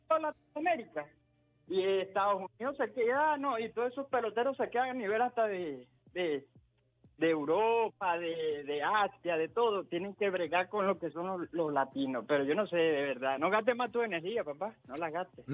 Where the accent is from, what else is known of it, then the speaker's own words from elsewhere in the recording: Venezuela; Yo soy venezolano y yo sé que nosotros tenemos también nuestros jugadores